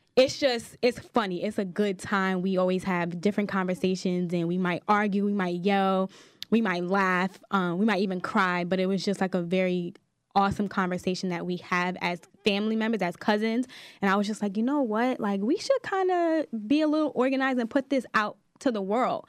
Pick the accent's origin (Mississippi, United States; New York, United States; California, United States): New York, United States; New York City; I'm from Staten Island, New York